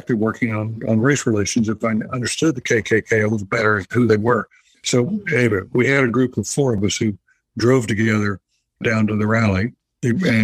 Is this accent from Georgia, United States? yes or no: no; North Carolina, United States; it was back in my home state of North Carolina. I grew up in the South